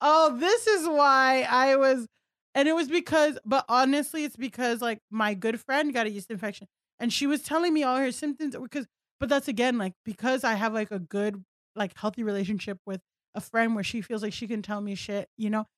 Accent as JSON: {"language": "English", "town": "Miami", "region": "Florida", "country": "United States", "tie": "born or raised there", "also_born_or_lived": "Southern California", "moved": "as an adult", "said": "I grew up in South Florida, like, Miami, where everyone looked like me"}